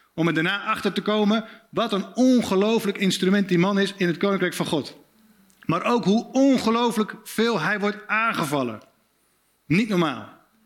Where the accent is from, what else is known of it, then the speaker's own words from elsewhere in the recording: Spakenburg, Utrecht, Netherlands; Ik kom uit Spakenburg, klein plaatsje, vissersdorp. 20.000 inwoners, heel veel kerken.